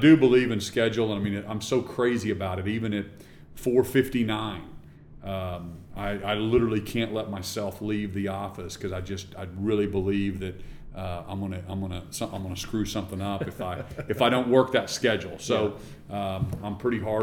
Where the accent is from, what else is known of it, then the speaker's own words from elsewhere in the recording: Norman, Oklahoma, United States; also born or lived in Stillwater, Oklahoma; I grew up in Norman, Oklahoma, and went to school in Stillwater